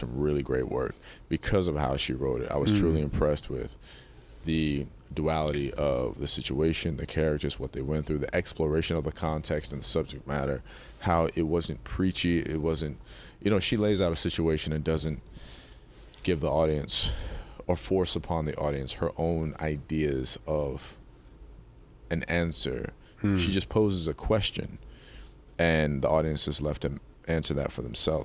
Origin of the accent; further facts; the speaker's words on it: North Carolina, United States; I was born in North Carolina